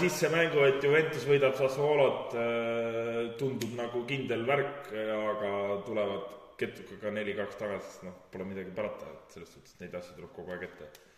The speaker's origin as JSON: {"language": "Estonian", "region": "Pärnu County", "country": "Estonia", "said": "oleme siis äh, kohalik võistlusats, oleme Pärnumaalt pärit"}